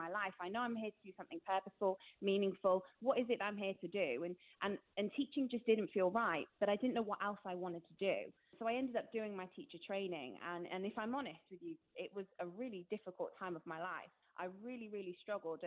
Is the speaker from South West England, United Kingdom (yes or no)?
yes; Gloucestershire, South West England, United Kingdom; moved away as an adult; now in North West England, United Kingdom; I've moved to the Northwest. I'm originally from Gloucestershire.